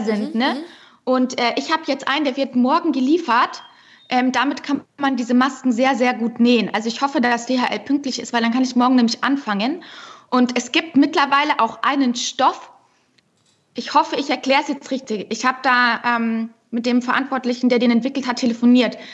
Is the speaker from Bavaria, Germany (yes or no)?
yes; Unterschleißheim, Bavaria, Germany; Ich bin ja auch gebürtige Bayerin